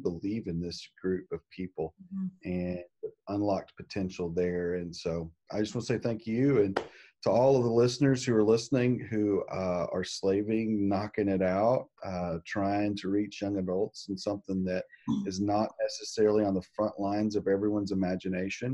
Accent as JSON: {"language": "English", "region": "Arkansas", "country": "United States", "said": "I'm from Arkansas"}